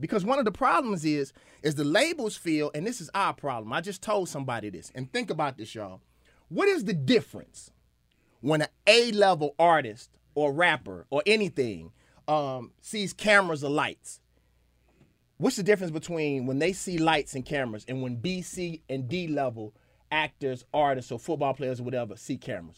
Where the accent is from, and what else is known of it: Mississippi, United States